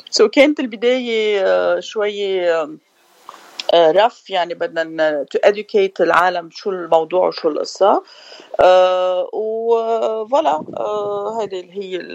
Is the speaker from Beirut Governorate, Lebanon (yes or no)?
yes; Beirut, Beirut Governorate, Lebanon; moved away as an adult; also born or lived in Paris; now in United States; انا من بيروت آه، جيت بال87 على امريكا ودرست هون عملت الباتشلرز وماسترز ديجري تبعي انترناشونال افيرز ومن بعدها تركت وعشت بباريس ومن بعدها عشت بلبنان